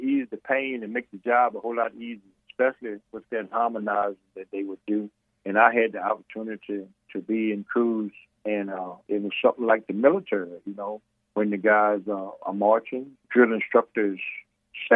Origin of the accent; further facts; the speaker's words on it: Weems, Virginia, United States; I was born in Weems, Virginia